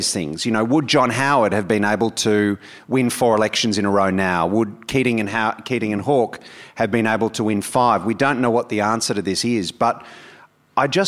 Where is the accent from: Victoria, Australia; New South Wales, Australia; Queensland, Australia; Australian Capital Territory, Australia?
New South Wales, Australia; my home state, in New South Wales